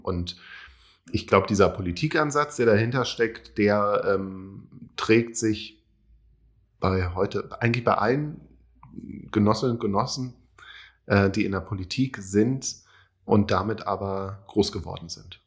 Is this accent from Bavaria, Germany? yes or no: no; Berlin, Germany; ich komme aus Berlin, bin gebürtiger Berliner